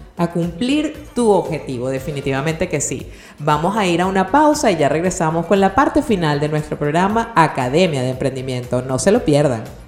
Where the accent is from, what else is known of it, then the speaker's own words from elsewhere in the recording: Venezuela; tenemos los venezolanos